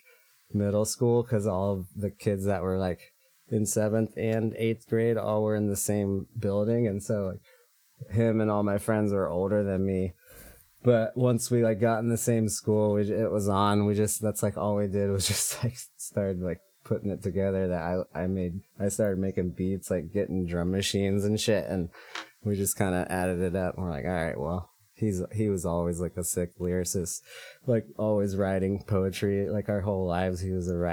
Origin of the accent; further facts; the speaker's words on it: Manhattan, Kansas, United States; moved away as an adult; also born or lived in Lawrence, Kansas; now in San Francisco, United States; I hail from Kansas, Manhattan. That's where I grew up.